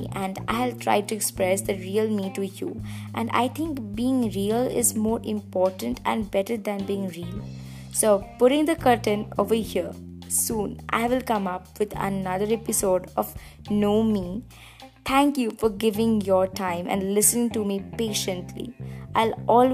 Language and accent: English; India; I'm from India